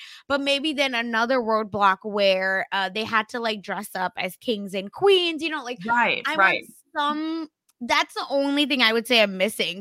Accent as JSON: {"language": "English", "country": "India", "said": "obviously I'm Indian."}